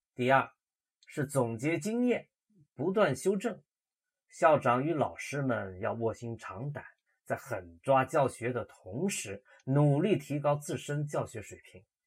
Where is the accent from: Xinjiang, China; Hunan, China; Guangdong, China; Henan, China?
Hunan, China; Loudi; 咱们家乡的一所中学，楼底一中